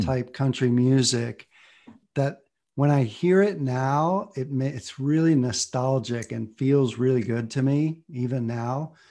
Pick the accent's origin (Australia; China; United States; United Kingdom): United States; Ohio; moved away as an adult; also born or lived in Boston; I came from Bible Belt, conservative Ohio